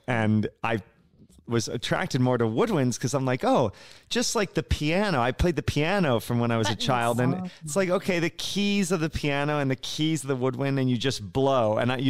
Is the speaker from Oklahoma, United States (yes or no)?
no; Cincinnati, Ohio, United States; you spent some time in my hometown of Cincinnati